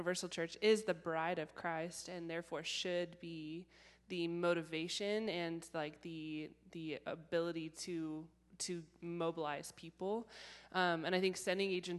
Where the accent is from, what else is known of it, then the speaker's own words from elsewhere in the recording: Riverside, California, United States; I'm from Riverside, California, and I go there